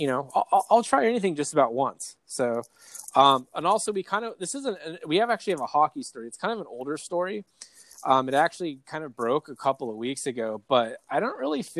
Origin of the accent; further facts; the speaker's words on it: East County, California, United States; I'm from East County, and I don't even do NASCAR.